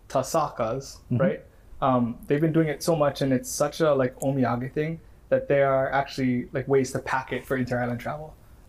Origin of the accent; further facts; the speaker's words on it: Hawaii, United States; I always thought it was I'm from Kauai. We never had that. We had like Diamond Head Strawberry Soda and whatever. But Green River, I thought it was an Oahu thing.